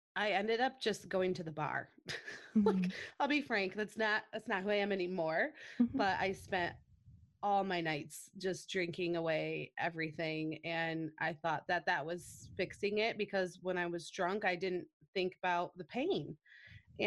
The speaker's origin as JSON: {"language": "English", "town": "Grand Rapids", "region": "Michigan", "country": "United States", "tie": "born or raised there", "said": "I'm born and raised in Grand Rapids"}